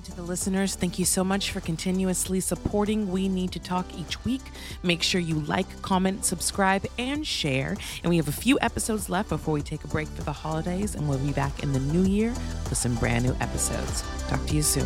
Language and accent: English; Santa Barbara, California, United States; moved away; also born or lived in New York; I grew up in Santa Barbara